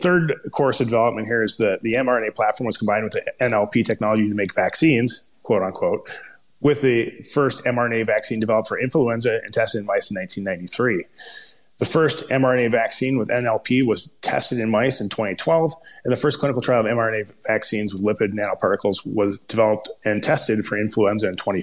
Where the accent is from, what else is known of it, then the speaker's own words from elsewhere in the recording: Minnesota, United States; accent: Minnesota; my terrible Minnesota accent